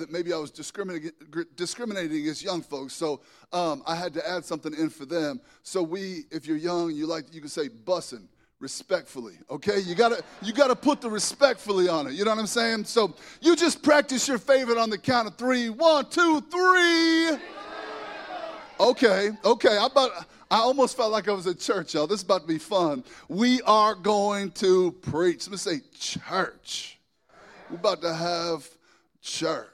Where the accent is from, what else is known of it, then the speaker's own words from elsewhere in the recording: Lincoln, Nebraska, United States; I am from Lincoln, Nebraska